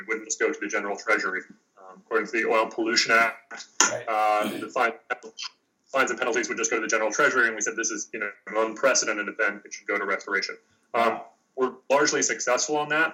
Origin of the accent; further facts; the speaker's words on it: New York City, New York, United States; now in Washington, D.C., United States; I'm from uh, New York City, uh, born and raised in New York City